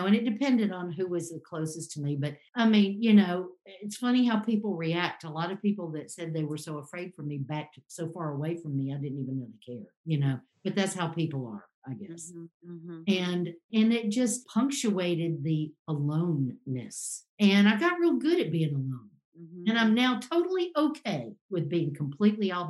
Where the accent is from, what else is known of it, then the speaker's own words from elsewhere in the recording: Cobb County, Georgia, United States; I grew up in Cobb County. I'm a Georgia native.